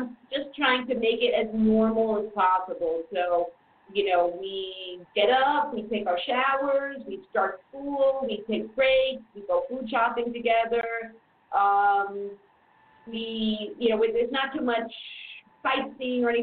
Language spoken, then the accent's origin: English; New York City, New York, United States; moved away as an adult; now in Germany; I'm from the same county as Donald Trump, Queens